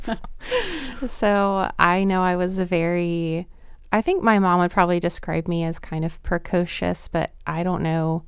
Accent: Lynchburg, Virginia, United States; born or raised there; moved away as an adult

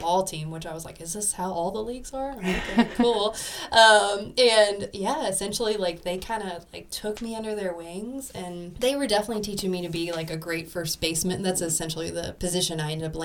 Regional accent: Tennessee, United States; I grew up in Tennessee, so I knew who Jesus was

